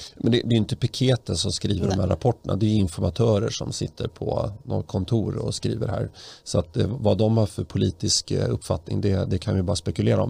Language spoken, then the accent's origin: Swedish; Stockholm, Stockholm County, Sweden; den port där jag växte upp. Jag bodde där mellan 1983 och 2008 på den lilla trivsamma gatan Erik Dahlbergs allén